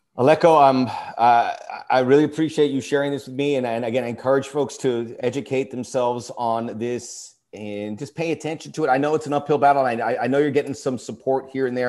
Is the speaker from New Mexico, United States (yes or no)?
no; Miami, Florida, United States; now in Los Angeles, United States; I grew up in Miami